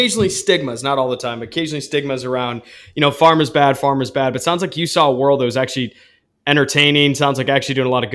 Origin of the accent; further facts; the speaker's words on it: Saline, Michigan, United States; I grew up in Saline, Michigan